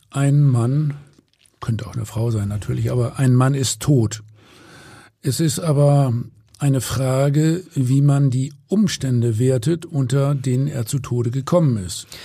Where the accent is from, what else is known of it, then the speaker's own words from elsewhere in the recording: Hamburg, Germany; So, und als Hamburger sage ich jetzt natürlich mal Moin.